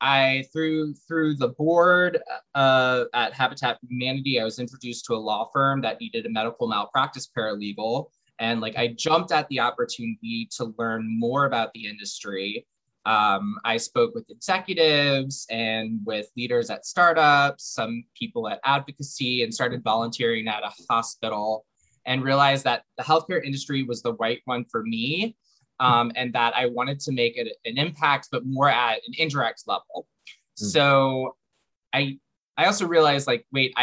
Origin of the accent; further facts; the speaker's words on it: New Orleans, Louisiana, United States; I'm from New Orleans